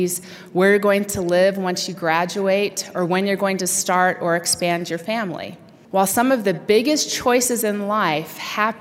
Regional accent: Utah, United States; moved away as an adult; I was getting ready to leave my lifelong home in Utah

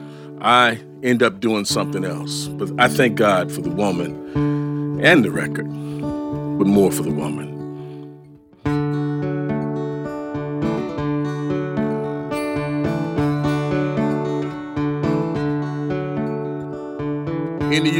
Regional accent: Detroit, Michigan, United States; I'm born and raised in Detroit

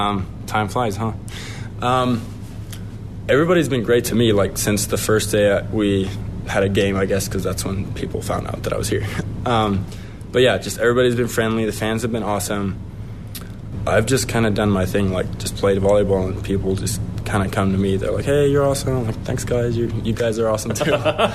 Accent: Finland; Sure. I mean, it's a small, well, I guess kind of big country, but compared to the U.S., it's small. We only have 5.5 million people, so population small for sure.

